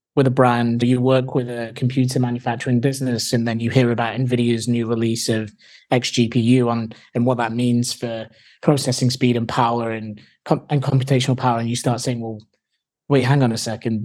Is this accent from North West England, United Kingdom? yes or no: yes; Manchester, North West England, United Kingdom; moved away; also born or lived in Hull / London; I'm originally from Manchester in the U K.